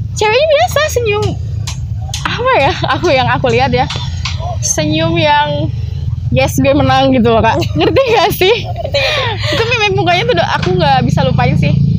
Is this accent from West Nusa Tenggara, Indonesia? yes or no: no; Subang, West Java, Indonesia; aku asli Subang